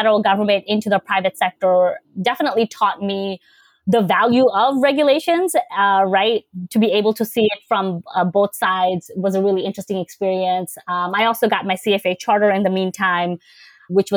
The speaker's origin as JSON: {"language": "English", "town": "New York City", "region": "New York", "country": "United States", "tie": "born or raised there", "also_born_or_lived": "Bangladesh", "said": "I was born in Bangladesh and I moved to the States in 1998. So in the third grade, and I grew up in Queens"}